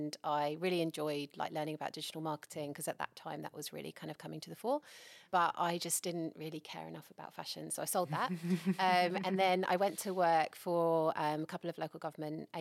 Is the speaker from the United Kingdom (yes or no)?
yes; England, United Kingdom; moved away as an adult; now in Bay of Plenty, New Zealand; I'm English, as you can probably tell by my silly accent.